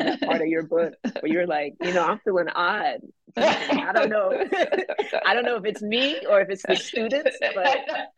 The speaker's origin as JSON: {"language": "English", "town": "Atlanta", "region": "Georgia", "country": "United States", "tie": "born or raised there", "said": "but I'm from Atlanta, and so"}